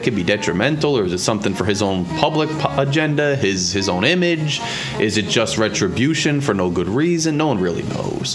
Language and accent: English; United States; as an American